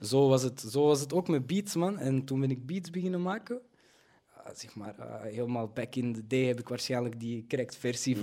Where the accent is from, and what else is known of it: Belgium; born or raised there